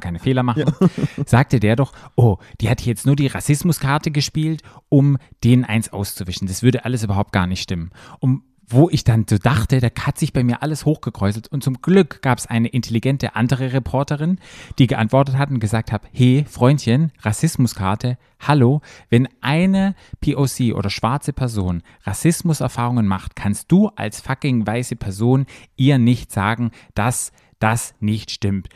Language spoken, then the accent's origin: German; Germany; für mich als Deutscher